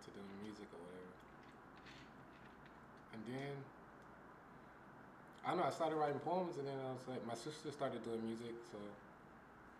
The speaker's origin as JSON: {"language": "English", "town": "Shreveport", "region": "Louisiana", "country": "United States", "tie": "born or raised there", "said": "I was born and raised in Shreveport."}